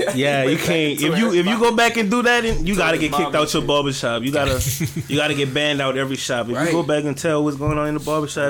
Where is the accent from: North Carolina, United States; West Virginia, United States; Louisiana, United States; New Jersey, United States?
Louisiana, United States; Slidell; also born or lived in New Orleans; I've been in Slidell for a minute. Okay. Like, since like fourth grade. I came after Katrina. So, I mean, I guess you could say I'm from Slidell.